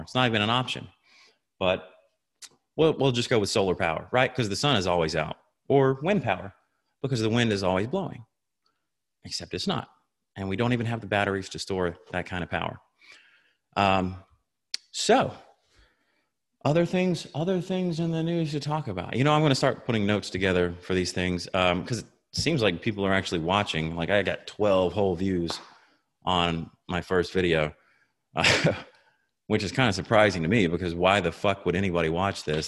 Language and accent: English; Tifton, Georgia, United States; moved away; I'm originally from Tifton, which is in South Georgia